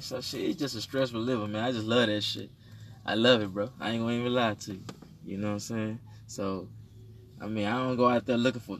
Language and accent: English; Houston, Texas, United States; I come from Honduran origin, you know what I'm saying? I was raised in Fifth Ward.